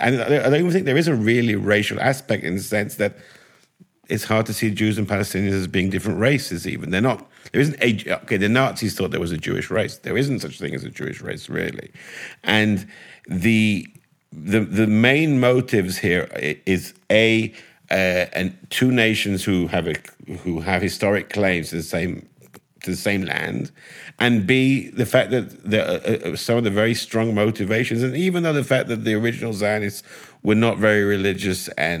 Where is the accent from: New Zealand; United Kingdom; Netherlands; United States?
United Kingdom; now in Israel; okay, I'm British, so for me it's slightly easier because Britain was never conquered by the Nazis and was never ruled by the fascists.